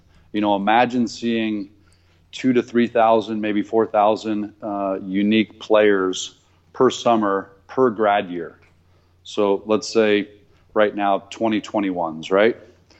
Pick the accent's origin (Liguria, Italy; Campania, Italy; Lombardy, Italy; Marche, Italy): Campania, Italy; Naples; born there; also born or lived in Seoul, Korea / Newport, Rhode Island / Long Beach, California / San Diego, California; So we traveled kind of the world, you know, and Italy was where I was born in Napoli, Pozzuoli. No, I'm not actually of Italian descent, just by birth. And lived in Seoul, Korea, lived in Newport, Rhode Island, lived in Long Beach, California, lived in San Diego